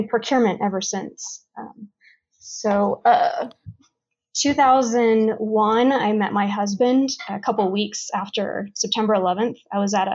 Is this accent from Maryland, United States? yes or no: no; Los Angeles, California, United States; now in Colorado, United States; I was born in California and grew up in a town in Los Angeles that was pretty much kind of a Mexican gang neighborhood